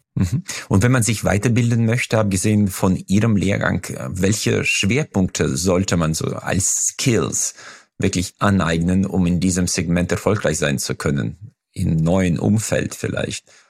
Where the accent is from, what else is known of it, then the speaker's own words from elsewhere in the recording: Uzbekistan; now in Germany; Ich komme ja aus Usbekistan